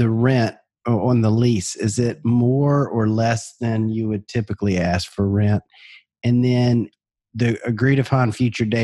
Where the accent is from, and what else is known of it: Baton Rouge, Louisiana, United States; born or raised there